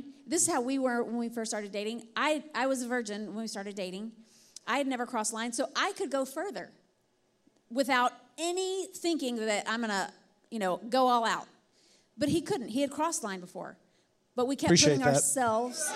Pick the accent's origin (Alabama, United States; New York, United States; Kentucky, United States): Alabama, United States; I'm from Alabama